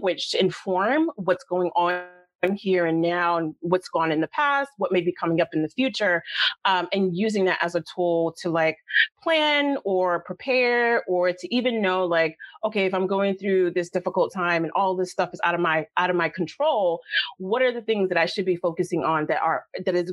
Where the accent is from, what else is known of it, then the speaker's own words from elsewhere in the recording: New York City, New York, United States; growing up in the South Bronx